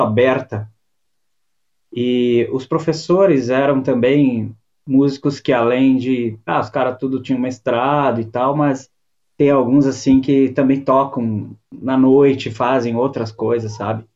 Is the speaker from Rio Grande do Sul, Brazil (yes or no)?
yes; Fagundes Varela, Rio Grande do Sul, Brazil; moved away as an adult; also born or lived in Guaporé / Porto Alegre; now in Viamão, Brazil; eu sou natural da Serra. Eu, eu nasci em Fagundes Varela, e, que é uma cidadezinha bem pequena, colonização italiana. Morei em Guaporé, e daí depois de adulto eu vim para Porto Alegre